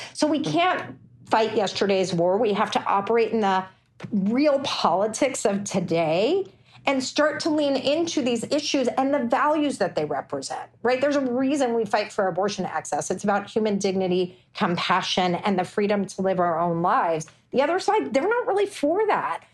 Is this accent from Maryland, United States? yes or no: no; Texas, United States; my home state of Texas